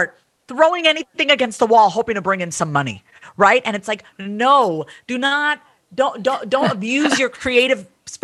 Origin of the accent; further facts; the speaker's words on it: United States; also born or lived in New York / Kansas City; I was born and raised in the U.S., so I'm first gen